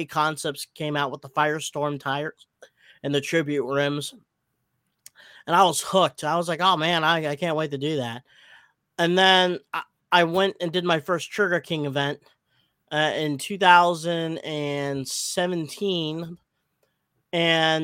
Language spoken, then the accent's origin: English; Philippines; I'm Filipino